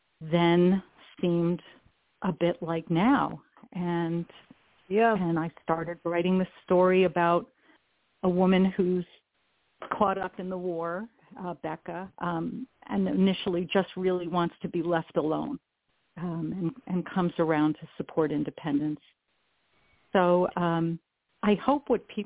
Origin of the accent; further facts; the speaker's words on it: New York City, New York, United States; I grew up in and around New York City